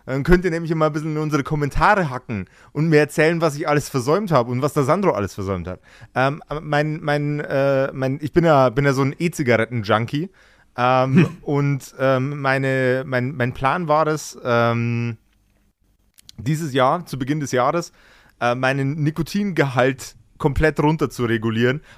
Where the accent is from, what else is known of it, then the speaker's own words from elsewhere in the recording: Bavaria, Germany; bin Bayer. Ich tue mich mit E's